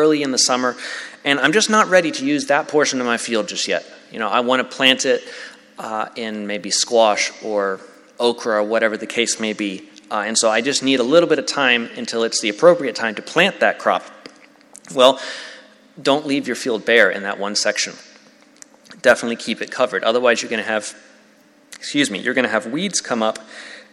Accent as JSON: {"language": "English", "region": "Tennessee", "country": "United States", "said": "I'm from Tennessee"}